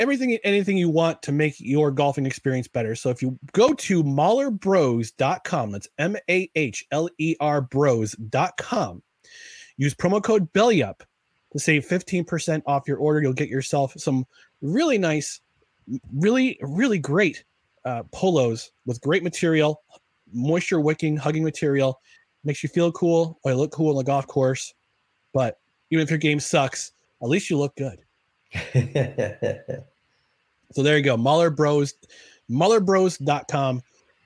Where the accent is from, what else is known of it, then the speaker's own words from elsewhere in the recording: Albany, New York, United States; my hometown